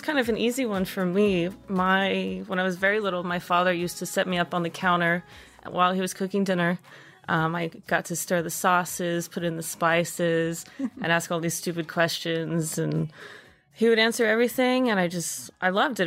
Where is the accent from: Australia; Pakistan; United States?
United States; Dallas, Texas; moved away as an adult; now in New York, United States; I'm originally from Dallas, Texas. Um, grew up playing a bunch of sports, did my culinary program at my high school